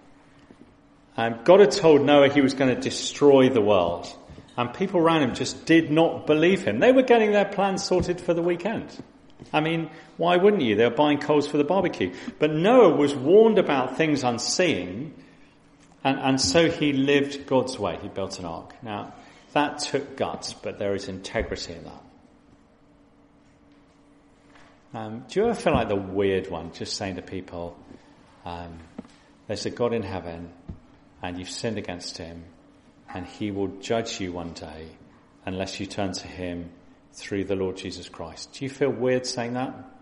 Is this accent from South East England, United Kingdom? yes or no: yes; West Sussex, South East England, United Kingdom; I'm a West Sussex boy. I grew up on the South Coast